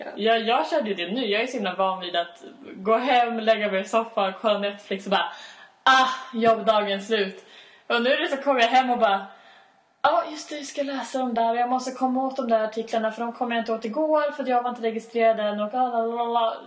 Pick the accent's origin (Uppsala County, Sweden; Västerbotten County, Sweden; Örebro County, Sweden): Uppsala County, Sweden; Uppsala; jag bor i Uppsala, jag kan Uppsala, jag umgås med mina vänner i Uppsala